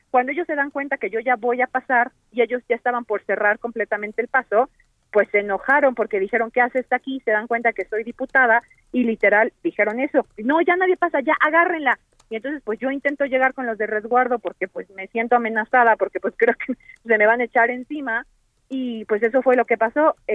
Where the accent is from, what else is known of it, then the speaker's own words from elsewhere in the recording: Cuauhtémoc, Mexico City, Mexico; yo soy de Cuauhtémoc